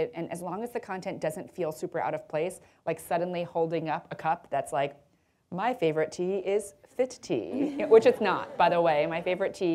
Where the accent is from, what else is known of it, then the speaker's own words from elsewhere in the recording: United States; I'm American